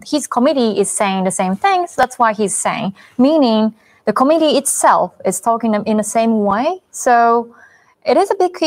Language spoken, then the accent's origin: English; Japan; myself growing up in Japan